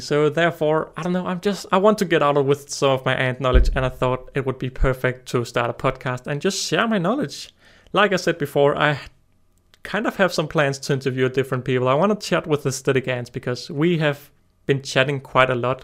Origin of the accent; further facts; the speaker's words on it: Denmark; I'm twenty years old and I'm from Denmark